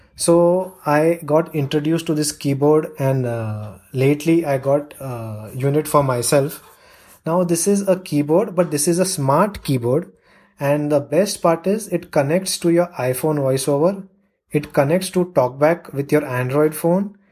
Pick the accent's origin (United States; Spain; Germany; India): India; I'm from India